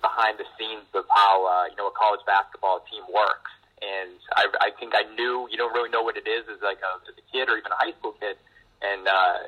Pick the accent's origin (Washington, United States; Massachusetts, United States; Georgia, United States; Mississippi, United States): Massachusetts, United States; Norwood; I grew up in Norwood, Mass, so about 25 minutes away from D.C.